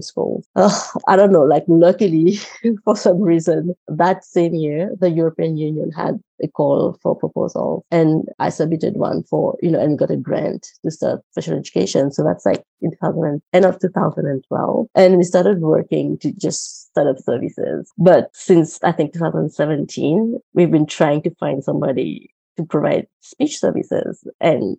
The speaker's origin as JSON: {"language": "English", "region": "Rodrigues Island", "country": "Mauritius", "tie": "born or raised there", "also_born_or_lived": "Minnesota, United States", "first_language": "Mauritian Creole", "second_language": "English", "moved": "as an adult", "said": "I am from Rodrigues Island in the Republic of Mauritius in the Indian Ocean. And I grew up speaking Creole"}